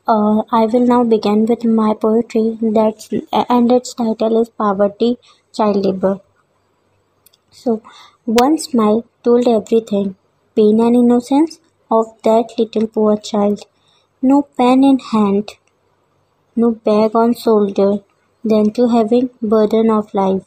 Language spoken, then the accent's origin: English; Indore, Madhya Pradesh, India; I'm from Indore